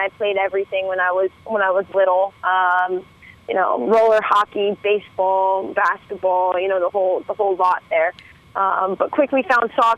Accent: San Francisco, California, United States; it's right next to my hometown. I'm from San Francisco

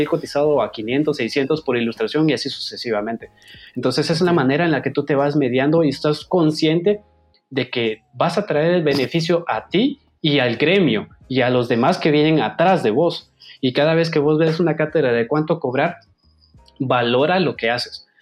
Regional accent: Guatemala; dejé mi semillita en este país como guatemalteco

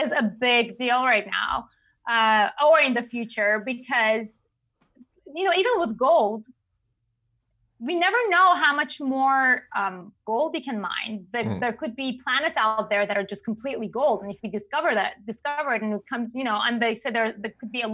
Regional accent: Iran; English is a second language; moved away; I'm from Iran

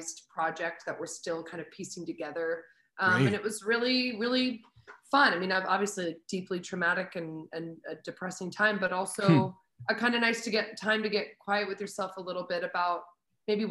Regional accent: Paoli, Pennsylvania, United States; also born or lived in New York City; I guess I classify my hometown as Paoli, but I was born in New York City and moved when I was like 9 or 10

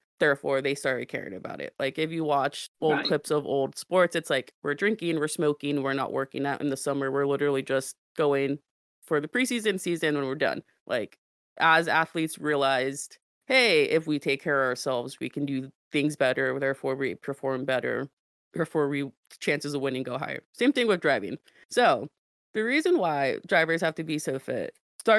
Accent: United States; I grew up in the States

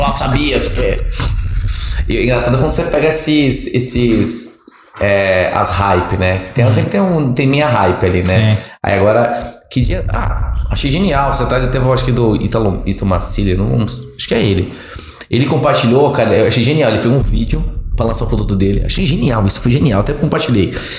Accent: Santos, São Paulo, Brazil; moved away as an adult; now in Ribeirão Preto, Brazil; sou caiçara, nasci em Santos minha família toda da Baixada Santista, Praia Grande né, e Santos

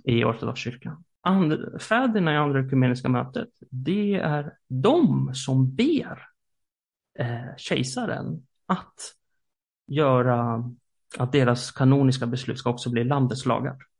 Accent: Sweden; i Sverige som svenskar

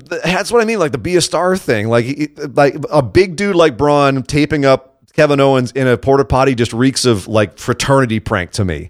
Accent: Scot, Scotland, United Kingdom; as a Scot myself

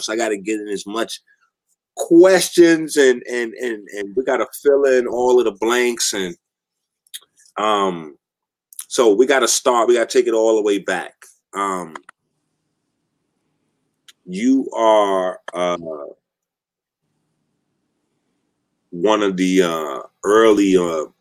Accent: Haiti; I'm a Haitian

